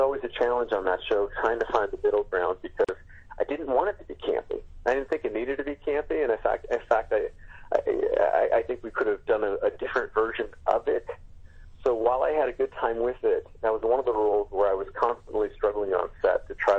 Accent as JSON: {"language": "English", "town": "Los Angeles", "region": "California", "country": "United States", "tie": "born or raised there", "said": "I've been a Lakers fan growing up in Los Angeles"}